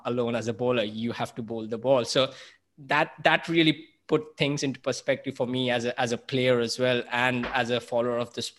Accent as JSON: {"language": "English", "town": "Mumbai", "region": "Maharashtra", "country": "India", "tie": "born or raised there", "said": "Growing up in Mumbai"}